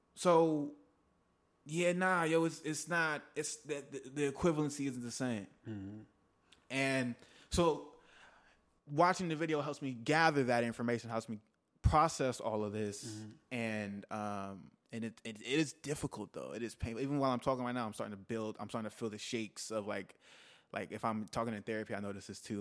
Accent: Texas, United States; now in Los Angeles, United States; I'm from Texas

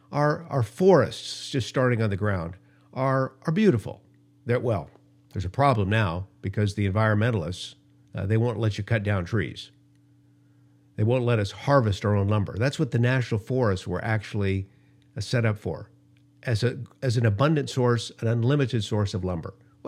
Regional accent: Los Angeles, California, United States; also born or lived in Denver; I remember growing up in Los Angeles in the 60s. The smog was so thick, I would literally have asthma attacks as a young kid. We moved for a couple of years to Denver, Colorado

